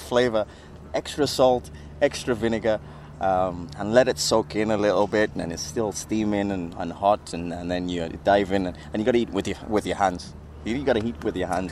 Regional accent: United Kingdom; moved away; we're British

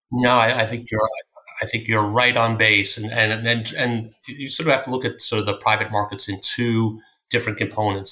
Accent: Greenlawn, New York, United States; also born or lived in Philadelphia; I grew up in a town called Green Lawn, which is a small town on the north shore of Long Island

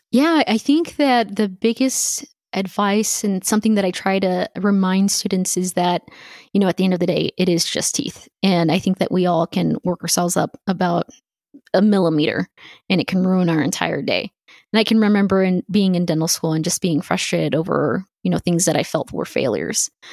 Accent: El Paso, Texas, United States; also born or lived in Houston, Texas; growing up in El Paso, we're, we're a border town

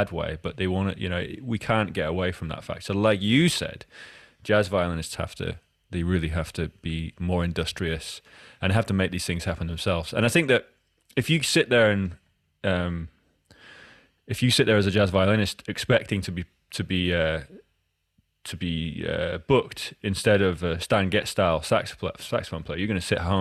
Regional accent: Edinburgh, Scotland, United Kingdom; I grew up in Edinburgh

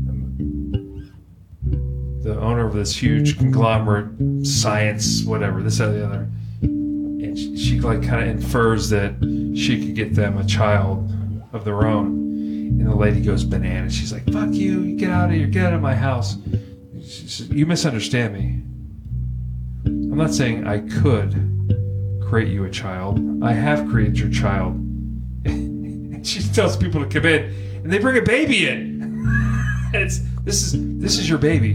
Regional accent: Pittsburgh, Pennsylvania, United States; Born and raised in Pittsburgh

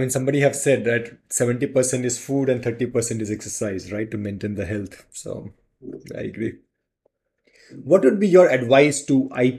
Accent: India; So I feel proud to be being an Indian.

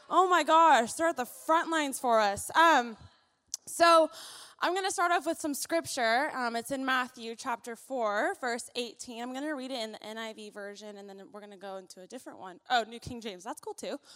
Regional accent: Philippines; Also, I'm really loud. I'm Filipino, so you might want to turn the, the mic down a little bit.

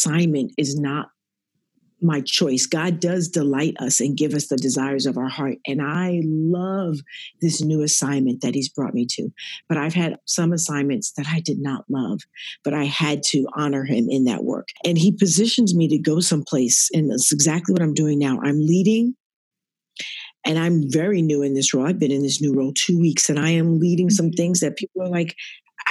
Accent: New Jersey, United States; I'm a girl from New Jersey that's a citizen of the world

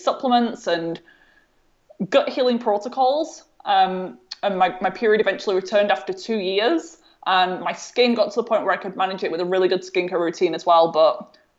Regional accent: North West England, United Kingdom; my home, there was no visible signs of mold at all.

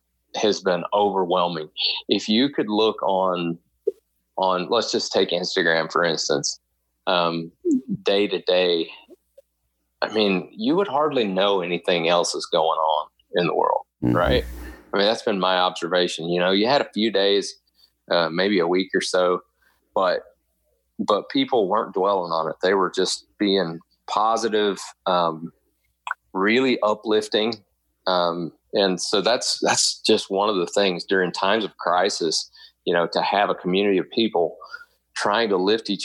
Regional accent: near Panama City, the Florida Panhandle, United States; moved away; also born or lived in Lake Wales, Florida; I was born in Central Florida, down in Lake Wales, Florida. And when I was five, my parents moved up to the panhandle of Florida. So right up above towns like Panama City. We lived about 45 minutes from there. And that's kind of where I grew up until I went to college.

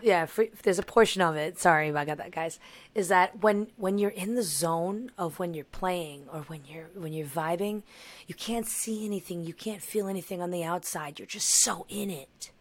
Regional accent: New York, United States; I'm from New York

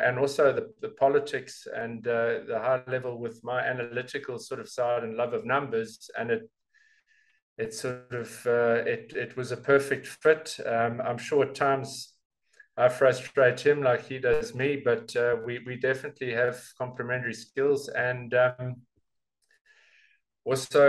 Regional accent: South Africa; being a South African

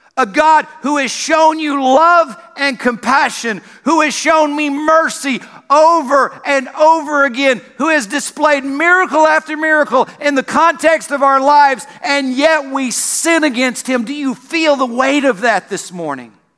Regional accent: South Carolina, United States; moved away; I grew up in South Carolina

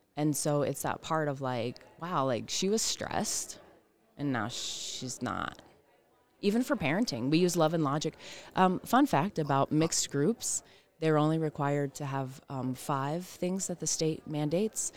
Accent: the South, United States; I am from the South

